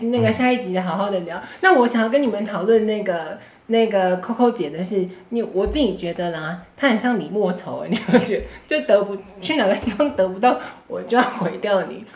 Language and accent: Chinese; Taiwan; 我们台湾人民